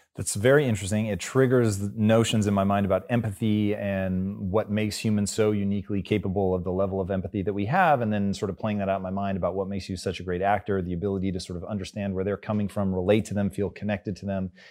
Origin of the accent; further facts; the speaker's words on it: Tacoma, Washington, United States; I grew up in Tacoma